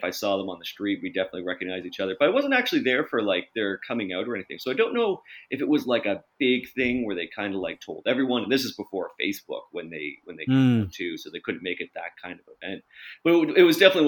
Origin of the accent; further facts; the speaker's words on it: St. Thomas, Ontario, Canada; I was growing up in St. Thomas, Ontario